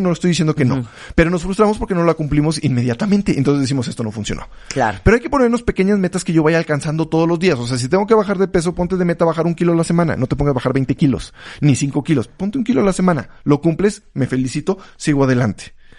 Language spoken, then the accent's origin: Spanish; Mexico; los mexicanos de México